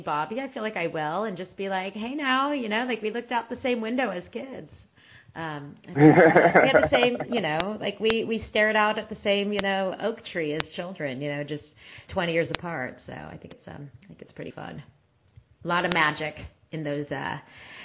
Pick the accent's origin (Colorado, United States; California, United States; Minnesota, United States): California, United States; San Francisco; I grew up in the Bay Area. I grew up in San Francisco.